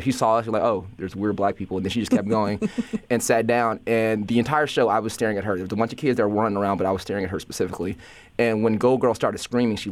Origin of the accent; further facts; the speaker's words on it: Gary, Indiana, United States; now in Chicago, United States; I moved to Chicago. I'm from Gary, Indiana originally